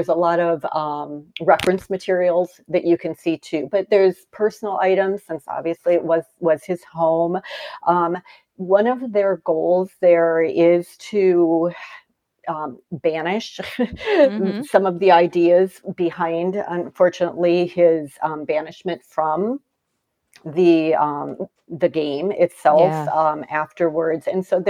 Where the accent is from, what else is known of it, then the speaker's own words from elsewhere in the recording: the North, United States; now in Greenville, United States; I'm from the North originally, and brunches are a big thing in the North.